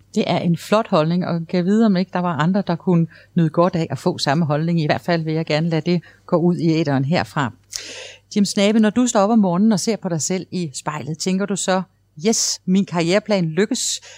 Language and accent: Danish; Esbjerg, Southern Denmark, Denmark; Jeg er selv fra Esbjerg